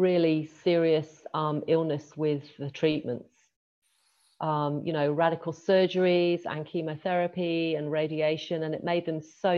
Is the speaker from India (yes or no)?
no; England, United Kingdom; now in Australia; I live in Australia. I was born in England. I born and grew up in England.